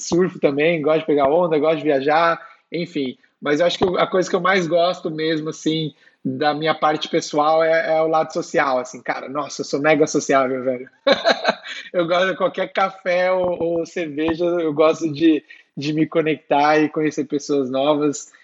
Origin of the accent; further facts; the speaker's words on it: São Bernardo do Campo, São Paulo, Brazil; now in São Paulo, Brazil; sou de São Bernardo, né, a Detroit brasileira aí